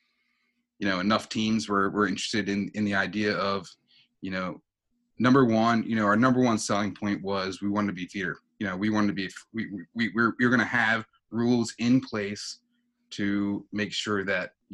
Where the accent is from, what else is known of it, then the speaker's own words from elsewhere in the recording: Gloucester City, New Jersey, United States; stay in my hometown and coach youth football for a little bit